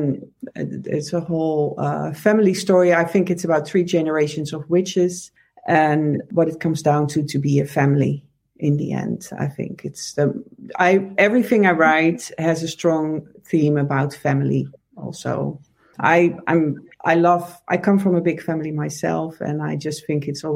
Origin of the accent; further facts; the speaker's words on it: Netherlands; moved away as an adult; also born or lived in Amsterdam; now in United States; I'm from the Netherlands originally. I live in the States, but I grew up here in the Netherlands